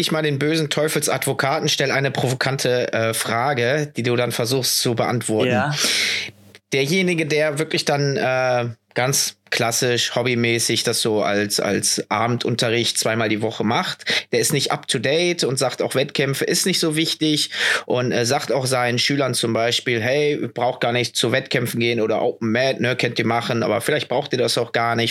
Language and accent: German; Düsseldorf, North Rhine-Westphalia, Germany; Düsseldorf, wo ich herkomme